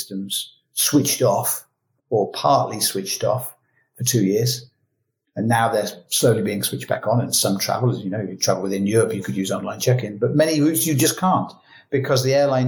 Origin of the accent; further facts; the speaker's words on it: United Kingdom; moved away; as a British citizen but living abroad